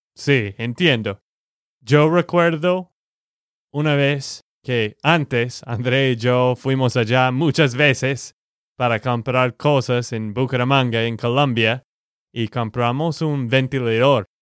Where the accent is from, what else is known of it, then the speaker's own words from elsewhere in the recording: Texas, United States; de Texas, Estados Unidos.